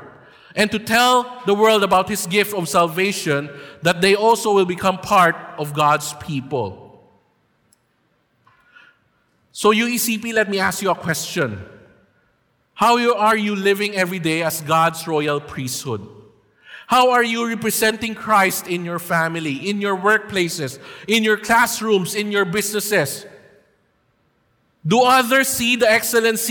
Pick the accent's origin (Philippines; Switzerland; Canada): Philippines; it is our duty and right as Filipino people to vote for our next president